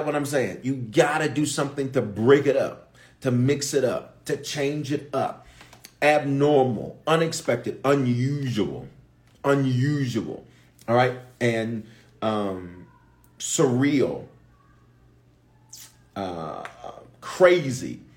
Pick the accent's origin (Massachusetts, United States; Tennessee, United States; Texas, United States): Tennessee, United States; Memphis; also born or lived in Aurora, Colorado; now in Denver, United States; I was born in Aurora, raised in Memphis